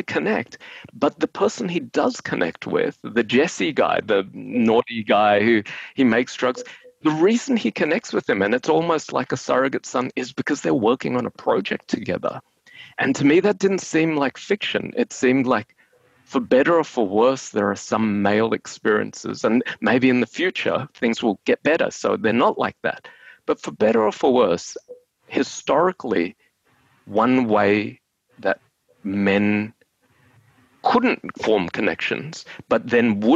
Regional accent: Brisbane, Queensland, Australia; now in Melbourne, Australia; we're from Brisbane.

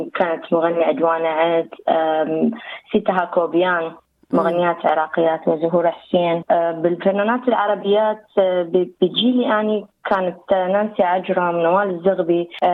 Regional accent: Iraq; accent: Iraqi; now in Australia; انا من العراق آه، مواليد 1992

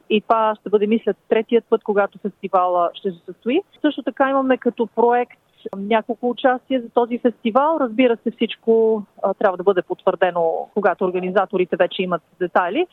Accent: Bulgaria; now in Brisbane, Australia; сме българи

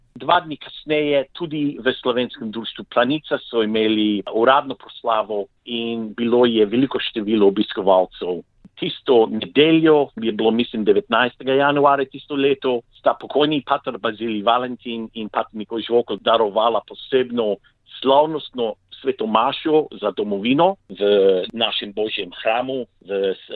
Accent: Slovenia; also born or lived in Victoria, Australia; now in Australia

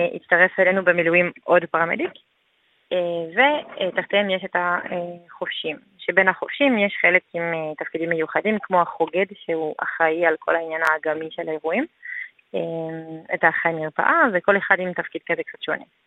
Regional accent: France; Hebrew is a second language; moved away as an adult; now in Israel; אני עליתי מצרפת לפני כמעט שמונה שנים עכשיו

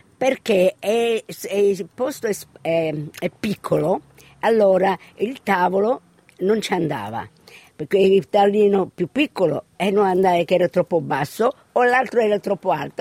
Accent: Sydney, New South Wales, Australia; also born or lived in Spadafora, Messina, Sicily, Italy; mi sento eh, australiana perché ho, ho cresciuto

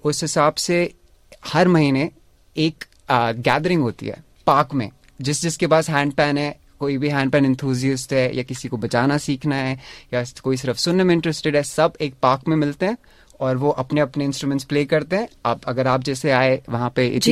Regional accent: Dehradun, Uttarakhand, India; now in Melbourne, Australia; मैं देहरादून से हूँ इंडिया में

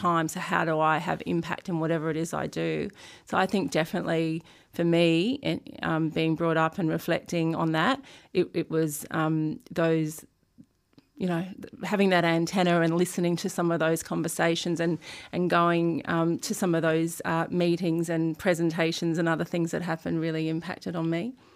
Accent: Sydney, New South Wales, Australia; also born or lived in Brisbane; I grew up in Sydney.

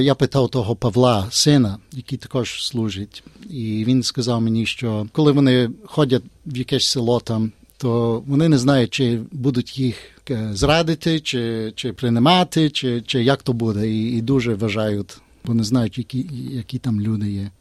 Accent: Australia; Ми з Австралії вміємо по-українськи

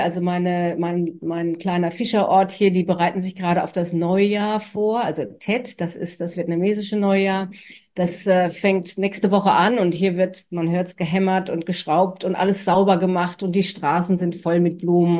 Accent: Germany; now in Australia; als Deutsche

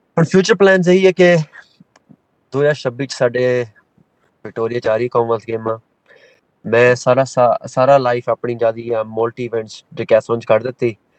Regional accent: Melbourne, Victoria, Australia; ਅਸੀਂ ਹਾਂਜੀ ਮੈਲਬਨ ਦੇ ਜੰਪ ਵਾਲੇ ਹਾਂ ਸਾਰੇ ਭੈਣ ਭਰਾ ਸਾਰੇ

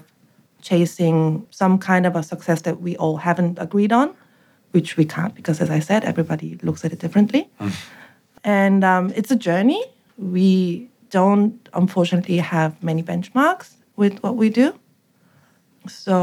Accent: South Korea; moved away as an adult; now in Sydney, Australia; we grew up in Korea in the 80s.

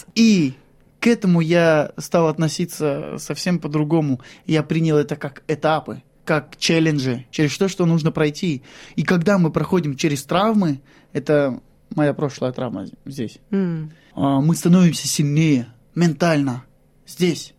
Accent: Shlisselburg, Leningrad Oblast, Russia; moved away as an adult; now in Australia; Я родом из Шлиссельбурга, это Ленинградская область

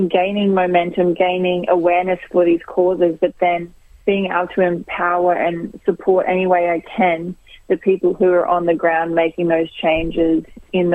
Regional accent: Brisbane, Queensland, Australia; I'm from Brisbane

